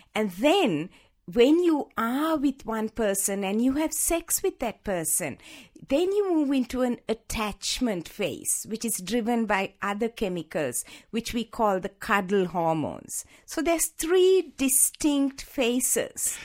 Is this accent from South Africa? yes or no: no; Sri Lanka; moved away as an adult; also born or lived in Hawaii; I was born in Sri Lanka, in the tea plantations of Sri Lanka, sixty-five years ago